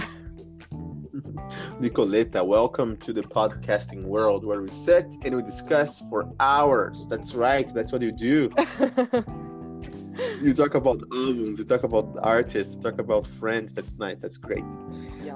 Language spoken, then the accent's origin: English; Brazil; I, am um, from Brazil. I'm Brazilian from Brazil